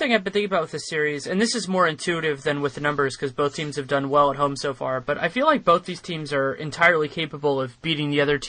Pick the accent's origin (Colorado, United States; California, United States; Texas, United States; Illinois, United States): California, United States; Bay Area; I'm born and raised in the Bay Area